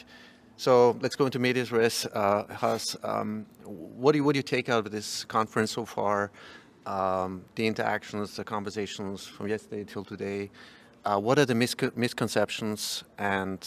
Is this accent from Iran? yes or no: no; Austria; I'm from Austria